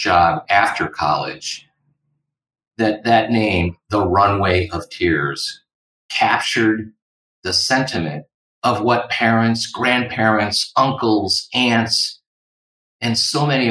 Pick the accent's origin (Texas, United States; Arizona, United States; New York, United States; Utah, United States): New York, United States; Little Falls; moved away as an adult; also born or lived in Providence, Rhode Island / Seattle, Washington / Yokosuka, Japan / Naples, Italy; I have returned to my hometown of Little Falls, New York, boomeranging back there after being away 25 years